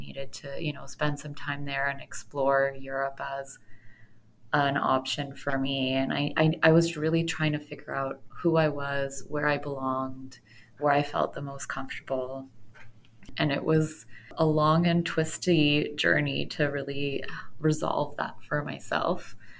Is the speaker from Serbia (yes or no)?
no; Canada; I was born and raised in Canada. I grew up in an Armenian family